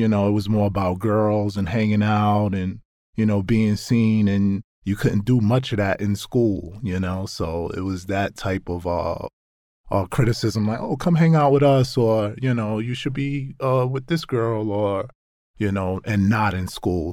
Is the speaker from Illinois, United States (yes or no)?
no; New York City, New York, United States; I grew up in Brownsville, Brooklyn, in New York